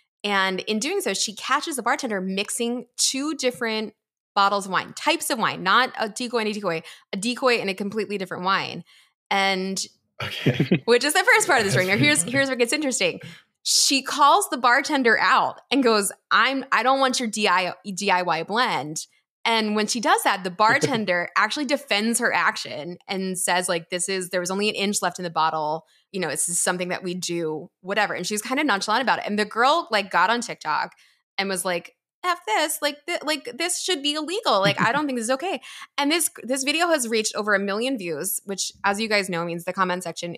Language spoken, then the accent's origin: English; Philadelphia, Pennsylvania, United States; I'm from Philly, obviously.